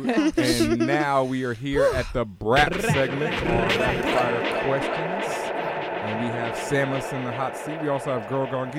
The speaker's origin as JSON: {"language": "English", "town": "Houston", "region": "Texas", "country": "United States", "tie": "born or raised there", "said": "I grew up in Houston"}